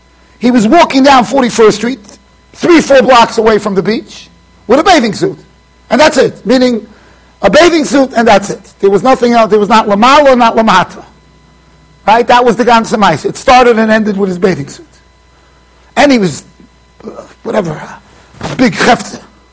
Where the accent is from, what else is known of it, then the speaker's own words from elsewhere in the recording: Iran; I felt bad because I'm Persian from the Tzibo.